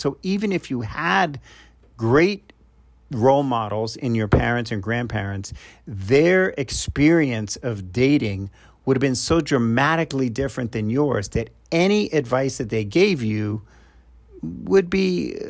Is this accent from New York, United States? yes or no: yes; New York, United States; I'm from New York